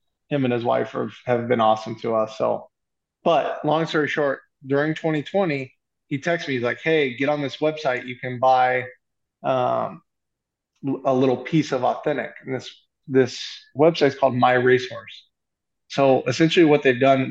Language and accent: English; Lexington, Kentucky, United States; moved away as an adult; now in Los Angeles, United States; I'm from Lexington